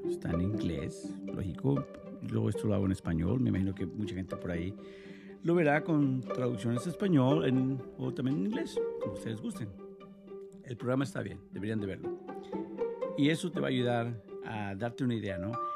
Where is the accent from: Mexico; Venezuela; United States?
Mexico; Yo soy de México